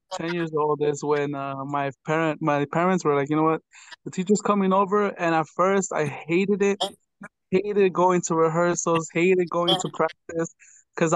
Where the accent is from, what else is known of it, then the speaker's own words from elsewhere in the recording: Oaxaca, Mexico; now in United States; Well, we're from Oaxaca, so I've gotten the chance to conduct a couple of wind ensembles, what they call it here in the States